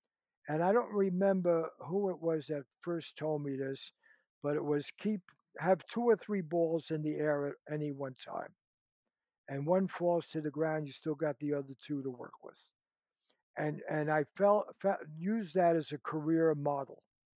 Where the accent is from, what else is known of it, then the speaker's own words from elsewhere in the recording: Bronx, New York, United States; now in Los Angeles, United States; I came from the Bronx, you know, to L.A. I've been through the public school systems, and I teach at a wealthy college now.